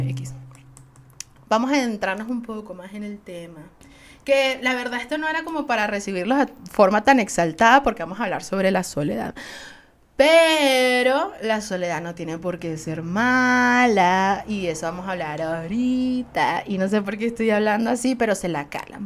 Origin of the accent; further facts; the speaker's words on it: Venezuela; Soy una jeva de Venezuela